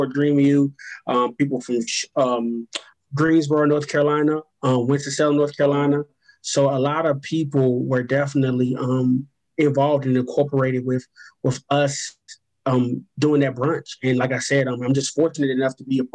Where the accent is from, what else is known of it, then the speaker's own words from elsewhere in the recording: Belize; moved away; I was born in Belize, Central America